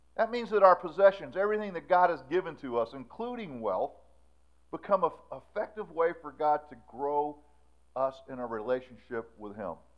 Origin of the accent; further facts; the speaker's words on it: Florida, United States; We grew up in Florida.